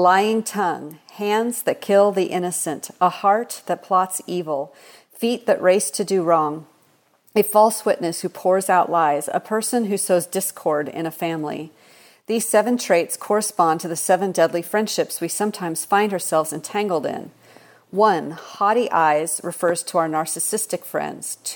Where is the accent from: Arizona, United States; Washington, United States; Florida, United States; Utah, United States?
Washington, United States; Seattle; now in Texas, United States; I grew up in Seattle, Washington, so I'm a transplant. I don't have a Southern accent